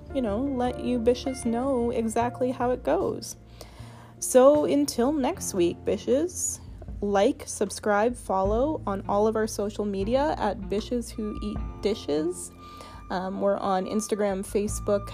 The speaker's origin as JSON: {"language": "English", "town": "Victoria", "region": "British Columbia", "country": "Canada", "tie": "born or raised there", "said": "I was born here in Victoria or I've spent a lot of time here now"}